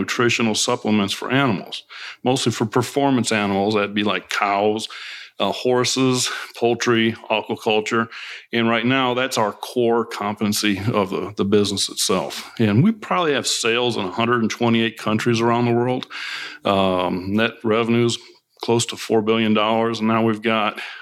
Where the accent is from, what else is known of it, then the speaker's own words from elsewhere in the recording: Gary, Indiana, United States; moved away; also born or lived in Des Moines, Iowa / Urbandale, Iowa / Chicago / Kentucky; I grew up in Northwest Indiana. I was born in Gary. Lived 6 years in Des Moines, Iowa, Urbandale, Iowa, just outside of Des Moines